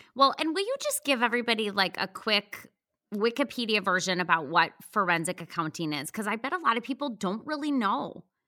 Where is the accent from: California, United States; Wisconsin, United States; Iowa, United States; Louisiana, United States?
Wisconsin, United States; moved away; I was from Wisconsin